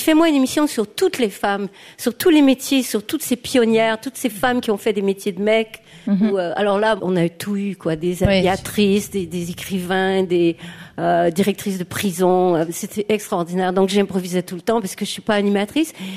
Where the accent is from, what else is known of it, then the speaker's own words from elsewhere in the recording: Quebec, Canada; also born or lived in Basque Country / Valais, Switzerland; now in Switzerland; je suis québécoise